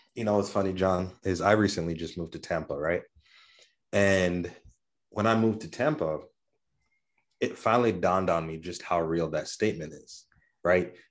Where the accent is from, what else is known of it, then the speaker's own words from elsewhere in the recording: Kenya; moved away; I grew up in Kenya